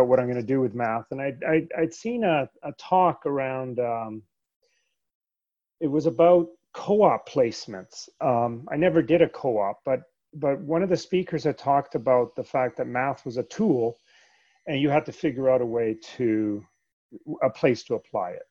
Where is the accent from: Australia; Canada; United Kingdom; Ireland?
Canada; English is a second language; also born or lived in Sweden; I was born in Sweden, actually. And we moved from Sweden to Canada when I was 8 years old